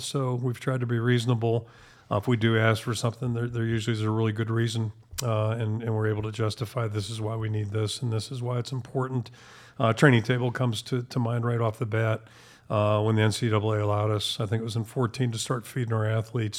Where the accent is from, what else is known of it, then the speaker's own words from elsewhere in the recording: Pittsburgh, Pennsylvania, United States; moved away as an adult; also born or lived in Maine; now in Iowa City, United States; growing up in Pittsburgh